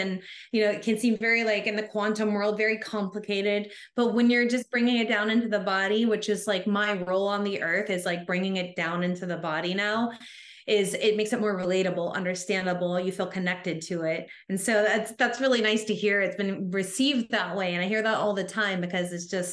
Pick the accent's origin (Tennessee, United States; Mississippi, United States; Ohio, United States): Tennessee, United States; I grew up in Tennessee in the Bible Belt, we call it